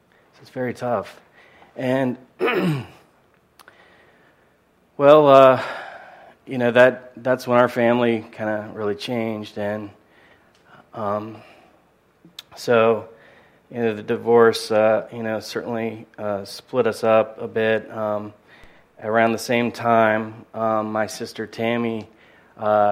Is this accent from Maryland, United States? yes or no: yes; Annapolis, Maryland, United States; also born or lived in Washington, D.C.; I grew up a great place. little community and just outside of Annapolis, right on the water on the Chesapeake Bay